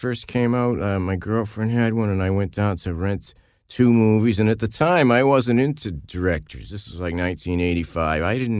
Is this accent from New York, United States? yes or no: no; Massachusetts, United States; I grew up in Massachusetts